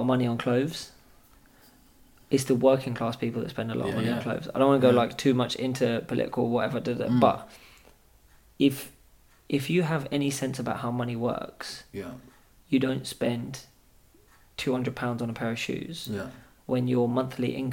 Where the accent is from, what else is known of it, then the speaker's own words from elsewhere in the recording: Scotland, United Kingdom; I'm Scottish